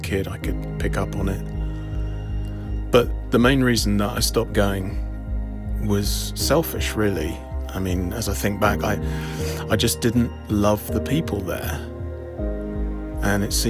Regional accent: Epsom, South East England, United Kingdom; I grew up just outside London in a town called Epsom

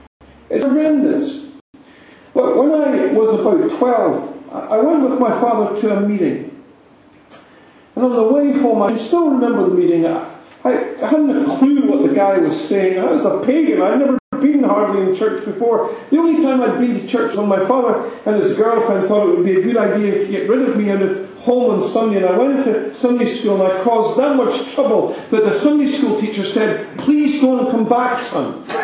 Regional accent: Aberlady, Scotland, United Kingdom; So I grew up in Aberlady.

